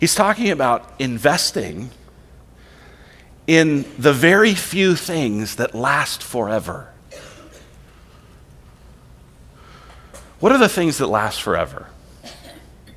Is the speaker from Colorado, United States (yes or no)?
yes; Colorado, United States; now in Queen Creek, United States; I'm from Colorado